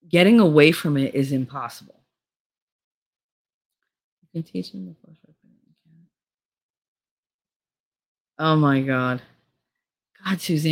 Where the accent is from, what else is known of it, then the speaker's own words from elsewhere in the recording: Hoboken, New Jersey, United States; I grew up in Hoboken